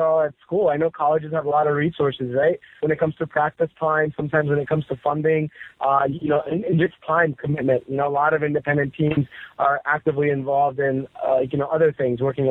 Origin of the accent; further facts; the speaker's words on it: Washington, District of Columbia, United States; I'm born and raised in the Washington, D.C. area